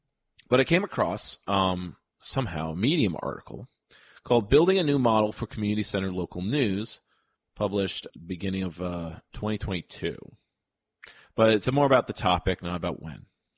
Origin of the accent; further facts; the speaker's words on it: Fair Lawn, New Jersey, United States; The Fairlawn Ambulance Corps in my hometown of Fairlawn, New Jersey, is an independent nonprofit